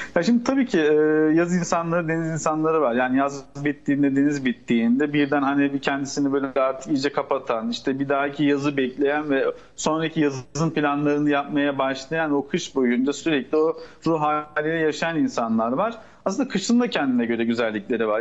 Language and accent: Turkish; Turkey; bizim Türk toplumunda